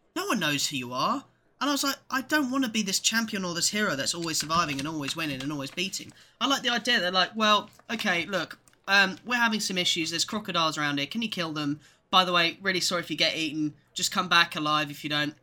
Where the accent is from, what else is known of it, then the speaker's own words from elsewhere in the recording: England, United Kingdom; me and Ed are both, uh, born and raised in England.